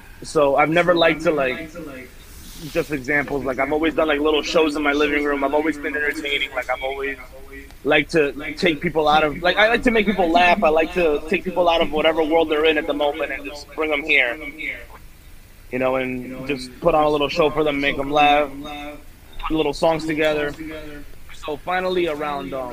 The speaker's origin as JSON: {"language": "English", "area": "Hudson County", "region": "New Jersey", "country": "United States", "tie": "born or raised there", "said": "growing up in Hudson County, that's all you heard, that and reggaeton."}